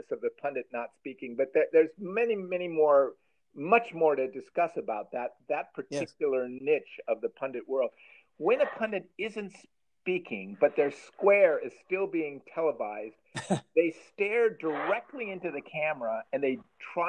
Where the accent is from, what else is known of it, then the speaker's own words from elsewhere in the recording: Chicago, Illinois, United States; So deep in our soul, we're in Chicagoland. Anyone growing up in Chicagoland when I was growing up knows of WGN